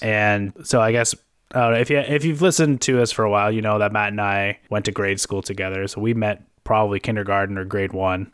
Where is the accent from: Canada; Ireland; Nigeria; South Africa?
Canada; we're Canadian